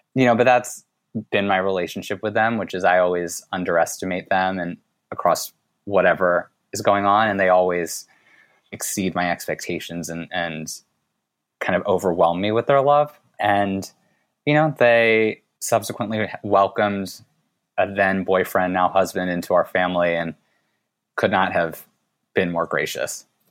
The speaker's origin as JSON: {"language": "English", "country": "United States", "tie": "born or raised there", "said": "I was born here in the U S"}